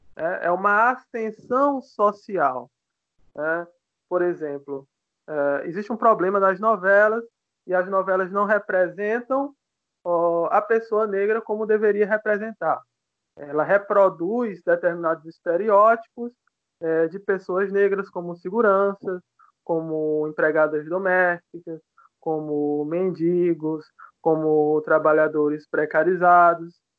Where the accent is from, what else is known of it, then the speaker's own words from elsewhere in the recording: Piauí, Brazil; eu sou piauiense, né? Sou nordestino